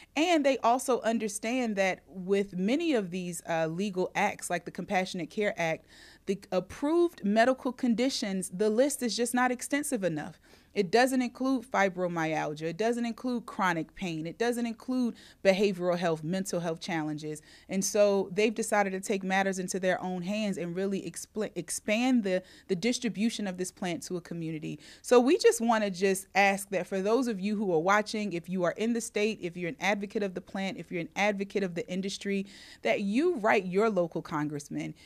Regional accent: North Carolina, United States; the state of North Carolina, uh, my home state where our business is located

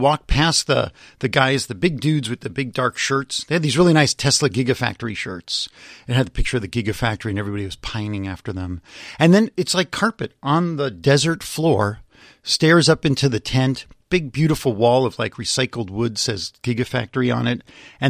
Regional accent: Los Angeles, California, United States; also born or lived in San Francisco; No, I grew up in Los Angeles.

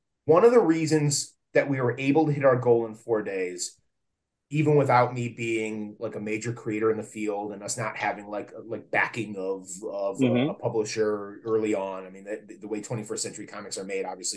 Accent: Plymouth, Michigan, United States; I still live fairly close by to my hometown

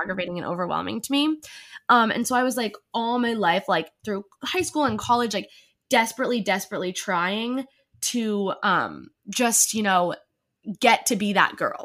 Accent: New Jersey, United States; now in New York City, United States; I'm originally from New Jersey, but I live in New York City now

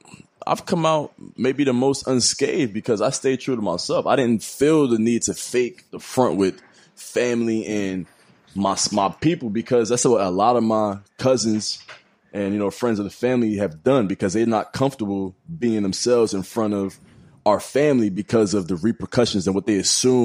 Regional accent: United States; moved away as an adult; also born or lived in New Jersey; now in China; We grew up in America.

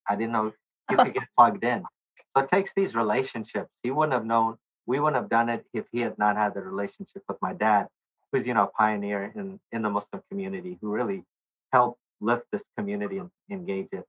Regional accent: Nashville, Tennessee, United States; also born or lived in Bangladesh; I grew up in Nashville all but one year of my life. We moved here in 1970. I was a baby.

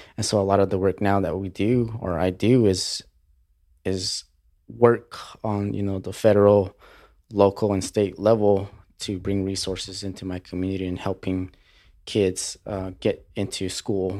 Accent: New Mexico, United States; also born or lived in Colorado Springs, Colorado; after I moved from Colorado Springs back to New Mexico

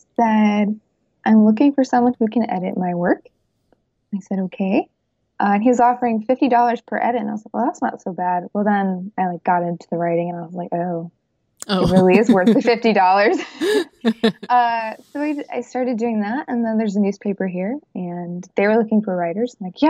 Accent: New York, United States; also born or lived in Michigan; And I was born in New York in a rural farm town, but I go between New York and Michigan. And I've been doing that for like the last 4 years.

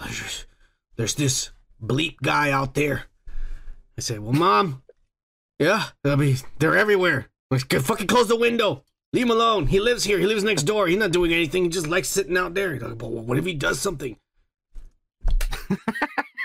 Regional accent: United States; I'm American

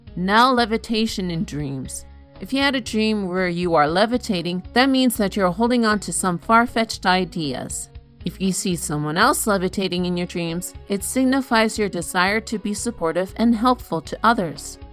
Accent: Canada; I am Canadian

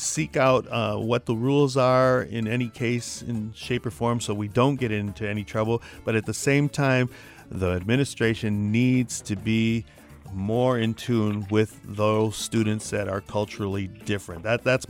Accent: Saginaw, Michigan, United States; I was born here. I was born in Saginaw, Michigan.

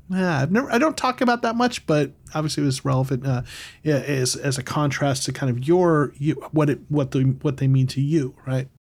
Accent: United States; I'm American

